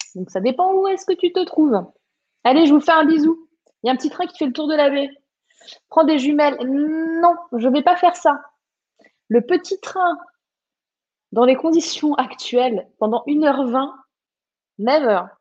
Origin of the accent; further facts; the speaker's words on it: Var, Provence-Alpes-Côte d'Azur, France; moved away; also born or lived in Morbihan; je suis du sud, du vrai sud. Je suis du Var à la base